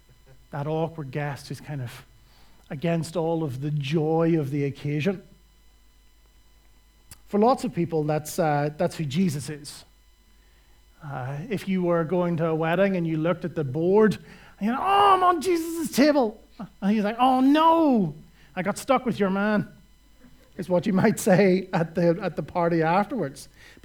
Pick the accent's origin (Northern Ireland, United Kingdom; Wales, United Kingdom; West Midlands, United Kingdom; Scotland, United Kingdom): Northern Ireland, United Kingdom; I come from Northern Ireland, which is the home and epicenter of miserable Christians.